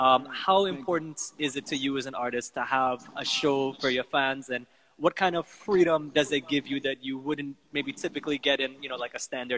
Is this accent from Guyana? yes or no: yes; Guyana; this took me to a place where I remember growing up in Guyana, you know, in the bottom house, and this is the kind of music that we would listen to.